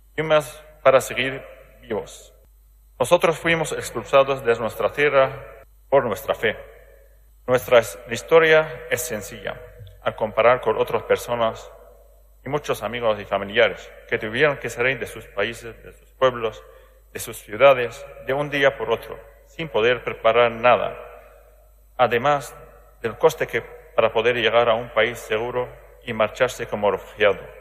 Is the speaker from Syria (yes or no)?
yes; Aleppo, Aleppo Governorate, Syria; Spanish is a second language; moved away; Alepo, de mi ciudad